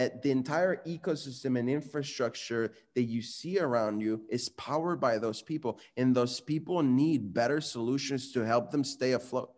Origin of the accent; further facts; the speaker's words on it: Guadalajara, Jalisco, Mexico; moved away; I was born and raised in Mexico in a city called Guadalajara